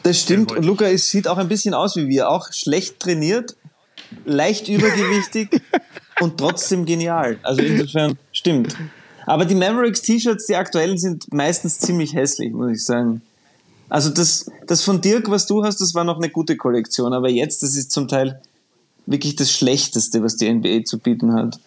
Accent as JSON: {"language": "German", "country": "Austria", "said": "ich als Österreicher"}